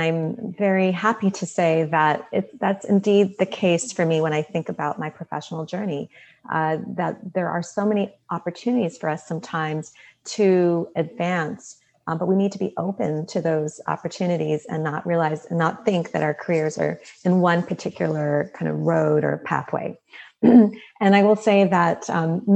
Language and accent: English; United States; I'm Indian American